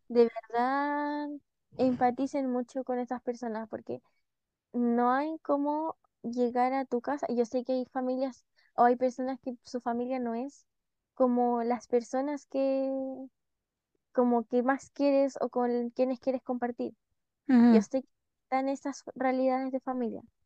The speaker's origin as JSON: {"language": "Spanish", "country": "Chile", "moved": "yes", "said": "que no somos de Santiago."}